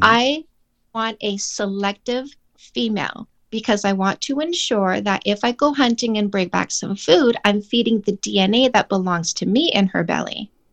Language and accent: English; Canada; I'm Canadian